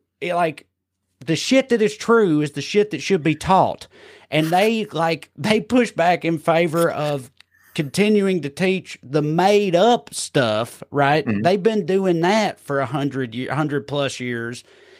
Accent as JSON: {"language": "English", "region": "the South", "country": "United States", "tie": "born or raised there", "said": "It's so infuriating to me because I grew up in the South"}